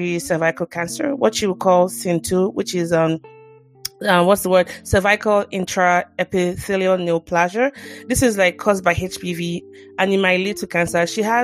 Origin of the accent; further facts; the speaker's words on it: Nigeria; as a Nigerian